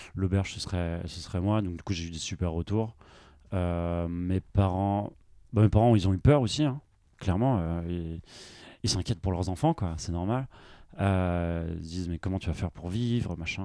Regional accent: Brest, Brittany, France; also born or lived in Nantes; je viens de Brest

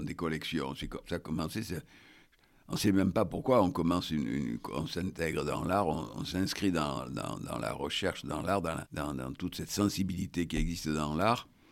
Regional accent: Bordeaux, Nouvelle-Aquitaine, France; je suis de Bordeaux

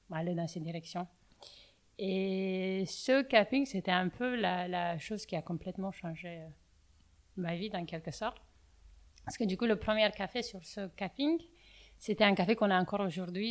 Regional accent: Bucharest, Romania; accent: Romanian; French is a second language; moved away as an adult; now in Paris, France; je viens de Roumanie, je viens de Bucarest.

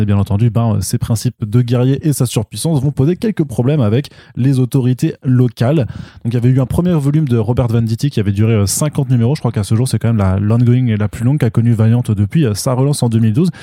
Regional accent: France; chez nous en France

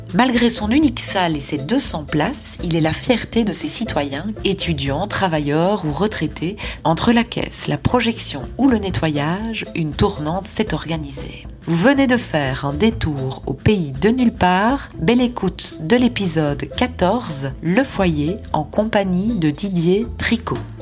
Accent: Belgian Ardennes, Wallonia, Belgium; moved away as an adult; now in Brussels, Belgium; Je suis une Ardennaise exilée à Bruxelles

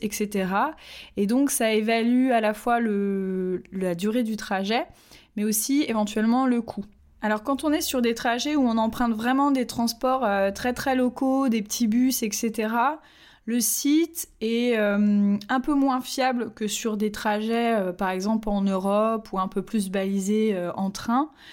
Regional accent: Nantes, Pays de la Loire, France; je suis nantaise

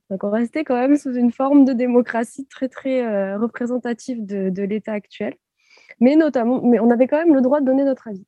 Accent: France; en tant que Française

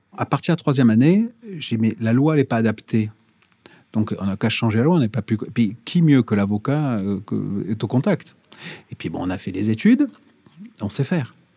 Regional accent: Corsica, France; Chez moi en Corse

